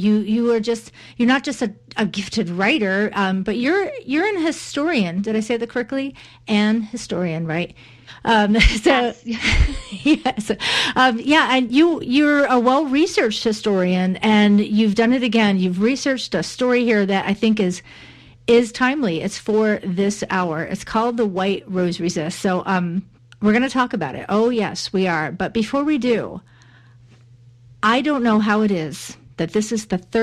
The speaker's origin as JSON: {"language": "English", "country": "United States", "said": "I say this as an American"}